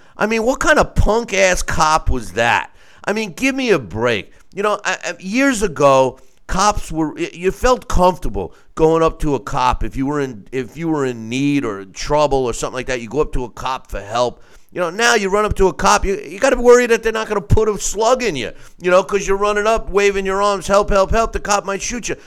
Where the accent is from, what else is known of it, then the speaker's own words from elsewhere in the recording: New York, United States; my home state, New York